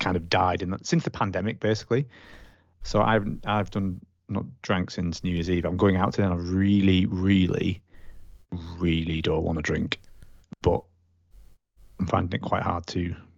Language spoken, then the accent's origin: English; United Kingdom; being British